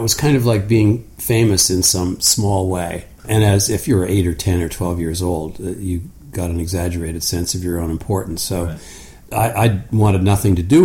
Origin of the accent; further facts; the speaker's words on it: rural Ontario, Canada; also born or lived in Hamilton, Ontario / Sydney, Australia; I was born in Hamilton, Ontario, to a family of construction people. We actually moved to the country when I was 5 or 6. So I grew up in a fairly rural area